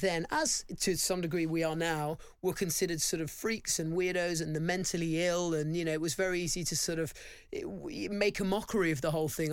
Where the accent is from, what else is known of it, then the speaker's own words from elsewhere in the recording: London, United Kingdom; I grew up in a really nice part of London